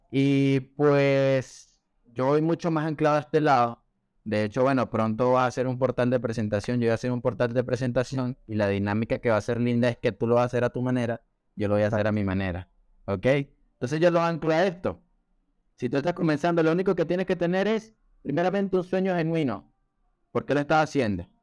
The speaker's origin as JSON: {"language": "Spanish", "country": "Venezuela", "also_born_or_lived": "Colombia / Peru", "lives_now": "Chile", "said": "como ya era el cuarto país donde yo vivía, sí, ya obviamente yo soy de Venezuela, ya había vivido también en Colombia, ya había vivido en Perú y ya estaba viviendo en Chile."}